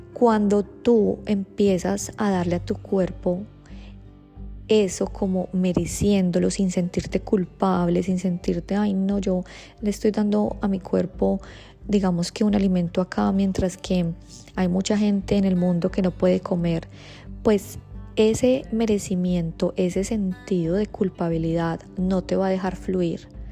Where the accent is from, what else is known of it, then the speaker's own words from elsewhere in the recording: Colombia; soy de Colombia